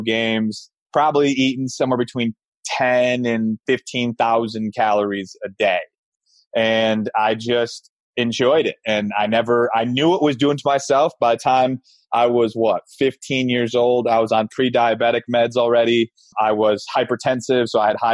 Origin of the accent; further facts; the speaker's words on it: Grand Rapids, Michigan, United States; I grew up in Grand Rapids, Michigan